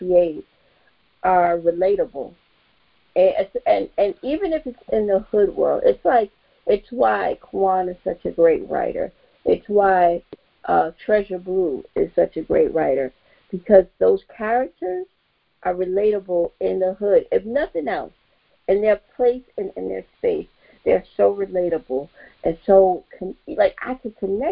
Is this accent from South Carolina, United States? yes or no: no; New York City, New York, United States; I grew up in Bed-Stuy